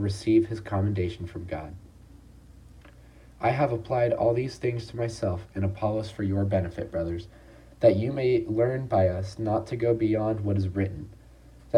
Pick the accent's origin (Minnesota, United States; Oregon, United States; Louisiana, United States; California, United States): California, United States; Long Beach; I'm a sophomore from Long Beach, California